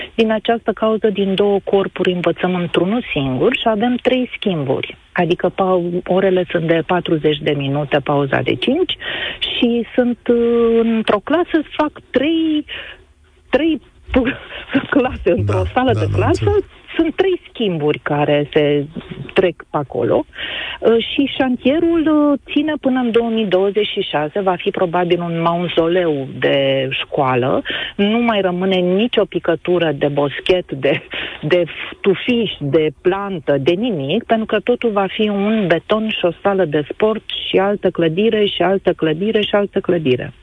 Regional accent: Bucharest, Romania; born or raised there

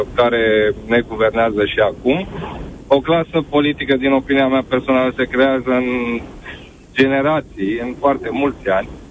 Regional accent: Romania; nu am plecat din România, deși puteam să plec de multe ori, dar am rămas

